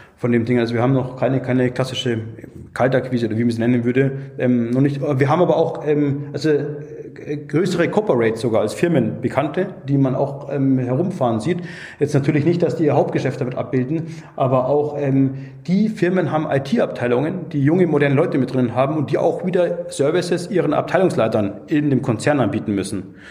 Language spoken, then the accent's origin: German; Munich, Bavaria, Germany; now in Augsburg, Germany; ich bin eigentlich, ähm, gebürtiger Münchner